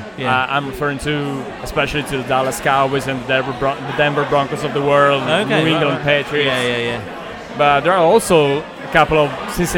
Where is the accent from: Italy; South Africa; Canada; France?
Italy; Asti, Piedmont; I'm from the north, northwest, nearside Turin.